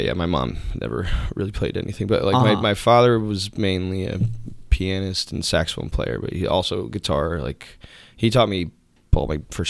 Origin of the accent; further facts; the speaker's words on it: Newtown, Connecticut, United States; moved away as an adult; Yep, yeah. Newtown. I've lived there till I was 18.